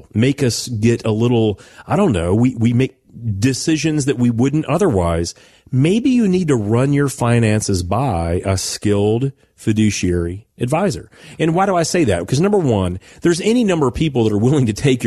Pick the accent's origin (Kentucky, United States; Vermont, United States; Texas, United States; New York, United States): Kentucky, United States; Owensboro; When I was a kid growing up outside of Owensboro, Kentucky